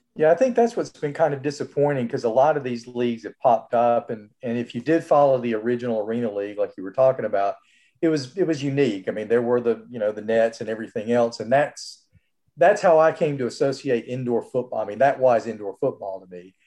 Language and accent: English; Birmingham, Alabama, United States; moved away; I'm from Birmingham, and I'm moving back next week